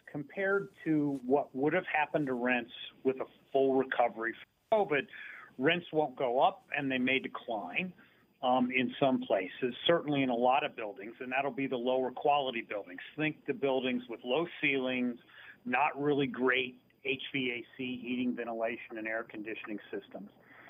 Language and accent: English; Dayton, Ohio, United States; I grew up near Dayton, Ohio, which, you know, the Midwest version of Binghamton.